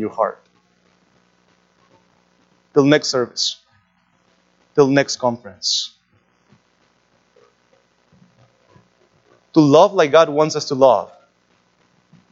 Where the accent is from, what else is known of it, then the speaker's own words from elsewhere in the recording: Lima, Peru; moved away; When I was a teenager, growing up in Lima